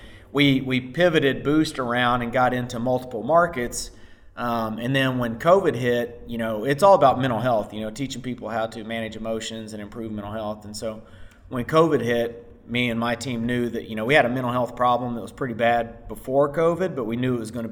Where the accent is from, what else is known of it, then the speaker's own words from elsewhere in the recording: Southern Indiana, United States; moved away as an adult; also born or lived in Tokyo / Spain; I'm from Southern Indiana, small town guy. I was an athlete growing up